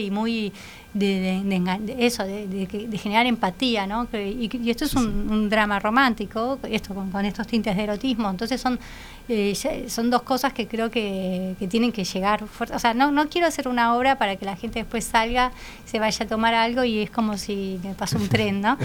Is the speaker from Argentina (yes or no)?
yes; Argentina; moved away as an adult; now in Uruguay; nací en Uruguay, pero me crié en Argentina, después viví en otros lados y cuando llegué acá eh, hace 12 años